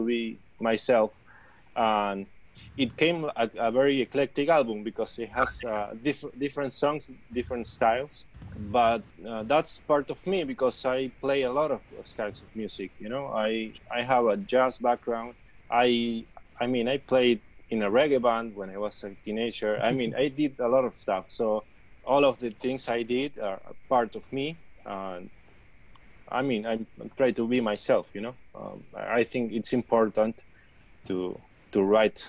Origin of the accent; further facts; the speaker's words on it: Argentina; moved away; I'm from Argentina